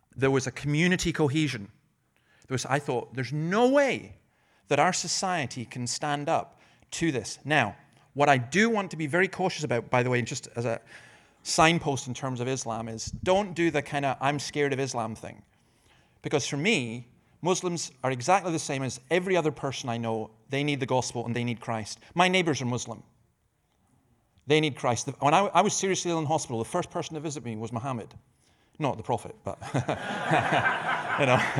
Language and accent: English; Scotland, United Kingdom; I'm Scottish